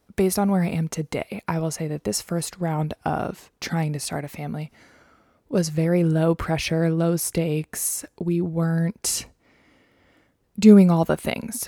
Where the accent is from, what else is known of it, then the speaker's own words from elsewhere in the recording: Maryland, United States; the gynecologist that I saw growing up in Maryland